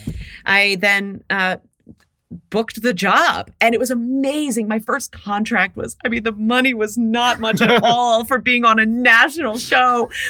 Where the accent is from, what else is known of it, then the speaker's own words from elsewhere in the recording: Mansfield, Ohio, United States; moved away; I grew up in Mansfield, Ohio.